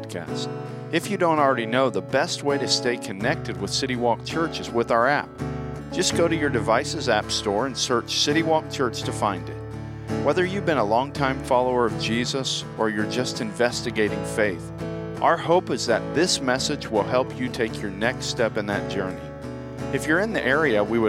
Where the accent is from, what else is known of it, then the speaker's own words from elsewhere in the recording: Lakeland, Florida, United States; moved away; I grew up in Lakeland, Florida